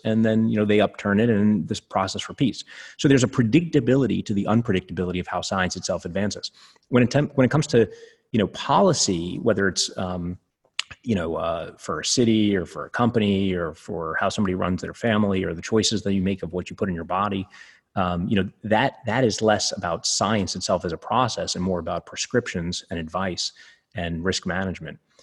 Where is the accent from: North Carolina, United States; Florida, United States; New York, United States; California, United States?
New York, United States; New York City; where I grew up in Coney Island